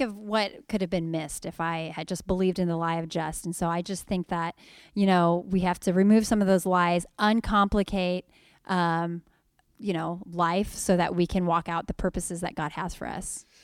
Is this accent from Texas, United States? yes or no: no; Sacramento, California, United States; I'm just from Sacramento